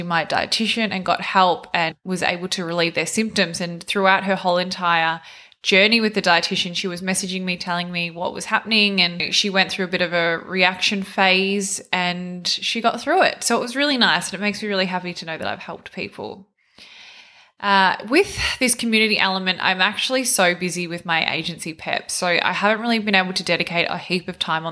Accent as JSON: {"language": "English", "area": "near Melbourne", "region": "Victoria", "country": "Australia", "tie": "born or raised there", "said": "Melbourne, not far from where I actually grew up"}